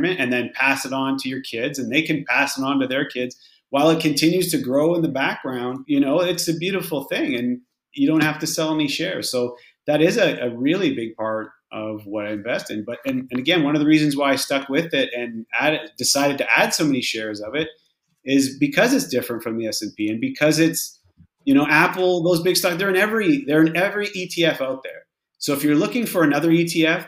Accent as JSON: {"language": "English", "town": "Sault Ste. Marie", "region": "Ontario", "country": "Canada", "tie": "born or raised there", "also_born_or_lived": "Saskatchewan / Windsor, Ontario / Toronto / Stouffville, Ontario", "moved": "as an adult", "lives_now": "Fort Lauderdale, United States", "said": "I'm originally from Canada. I was born in Saskatchewan. I grew up in a little town called Sault Ste. Marie in northern Ontario"}